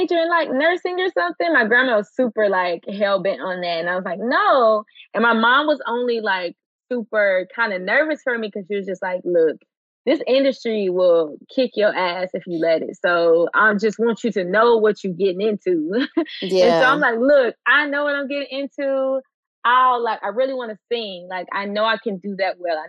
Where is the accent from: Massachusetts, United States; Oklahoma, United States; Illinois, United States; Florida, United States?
Illinois, United States; Chicago; accent: Southern; moved away; also born or lived in Pine Bluff, Arkansas; I grew up on the south side of Chicago, then moved to Pine Bluff, Arkansas.